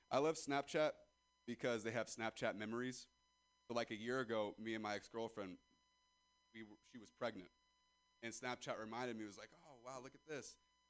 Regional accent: Ripon, California, United States; I'm from Ripon, California, and I'd never even heard of a Danville.

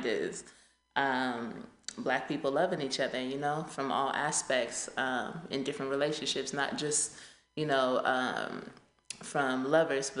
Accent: Richmond, California, United States; I'm from Richmond, California

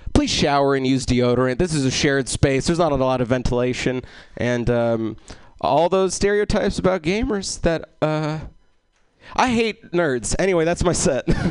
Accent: Egypt; I'm Egyptian, which means I'm North African

